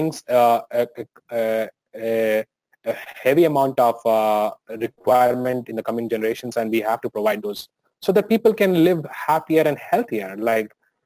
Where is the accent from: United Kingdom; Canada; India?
India; moved away as an adult; now in United States; living in India and growing up in India, that makes a lot of difference